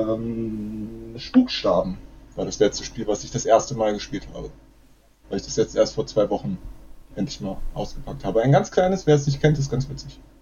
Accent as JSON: {"language": "German", "region": "Berlin", "country": "Germany", "said": "Ich bin auch aus Berlin ursprünglich"}